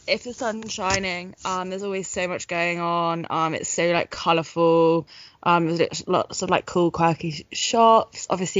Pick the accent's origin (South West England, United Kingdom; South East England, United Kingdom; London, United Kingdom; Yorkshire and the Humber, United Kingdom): South West England, United Kingdom; Dartmouth; born or raised there